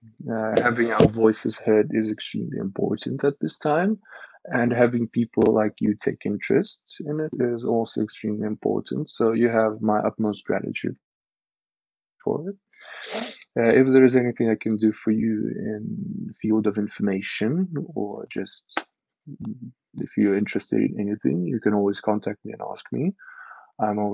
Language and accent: English; Zaporizhzhia Oblast, Ukraine; now in Kyiv, Ukraine; I'm actually from that region.